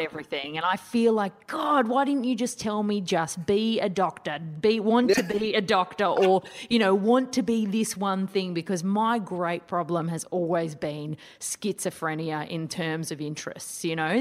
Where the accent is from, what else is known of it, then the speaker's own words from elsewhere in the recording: Sydney, New South Wales, Australia; in Sydney, my hometown